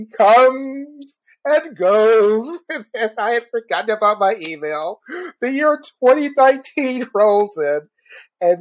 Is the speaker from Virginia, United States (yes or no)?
yes; Chesterfield County, Virginia, United States; now in San Diego, United States; I grew up in Chesterfield County, Virginia, but I now live in San Diego.